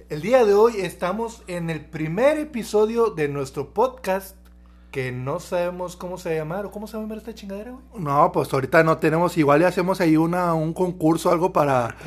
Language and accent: Spanish; Tijuana, Baja California, Mexico; now in Monterrey, Mexico; Nuevo León, pero originalmente somos de, Tijuana. Sí, {S1} ya, ya {S0} bastantito tiempo aquí, ya prácticamente somos regios, o sea, ya, inclusive nuestro tono ya es, ya es regio